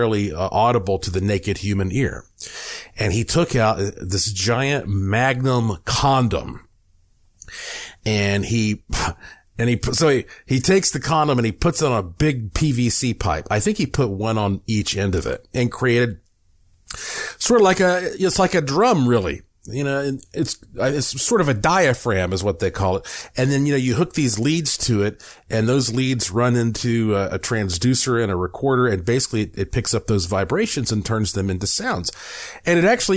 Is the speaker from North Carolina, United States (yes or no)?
yes; Asheville, North Carolina, United States; moved away as an adult; now in Las Vegas, United States; my hometown of Asheville, North Carolina